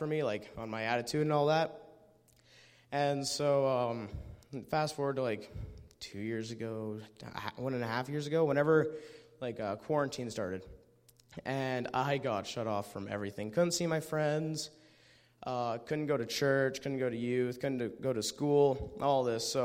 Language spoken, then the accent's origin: English; Medicine Hat, Alberta, Canada; I'm from Medicine Hat